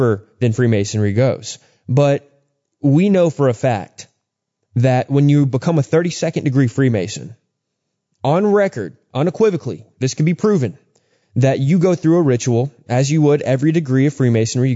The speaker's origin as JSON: {"language": "English", "region": "Texas", "country": "United States", "tie": "born or raised there", "said": "a dear friend of mine that I grew up with in Texas"}